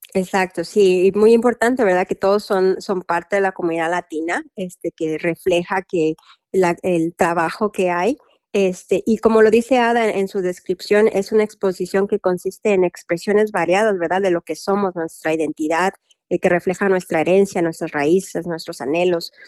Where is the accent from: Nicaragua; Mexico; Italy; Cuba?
Mexico; now in Louisville, United States; yo soy mexicana